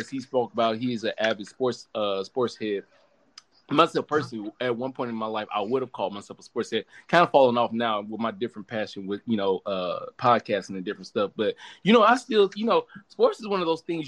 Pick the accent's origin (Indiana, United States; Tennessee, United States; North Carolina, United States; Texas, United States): Tennessee, United States; Memphis; now in California, United States; I am from Memphis